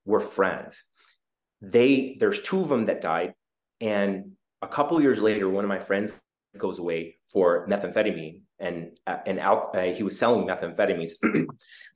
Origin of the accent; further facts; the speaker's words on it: Juneau, Alaska, United States; moved away; also born or lived in Seattle, Washington / Mangalore, India; I was born in Juneau, immigrant parents from South India